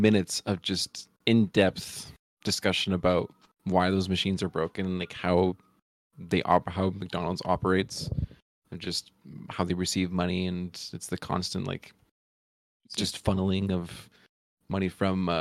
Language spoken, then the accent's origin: English; Canada; we're Canadian